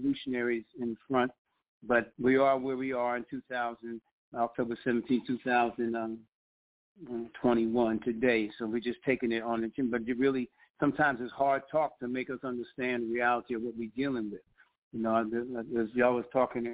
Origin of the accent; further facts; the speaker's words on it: New Jersey, United States; now in Richmond, United States; I live in Richmond. I'm from New Jersey